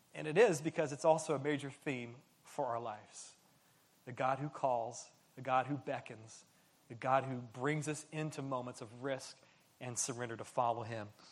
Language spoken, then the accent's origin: English; San Francisco Bay Area, California, United States; moved away as an adult; now in Southern California, United States; I grew up in the San Francisco Bay Area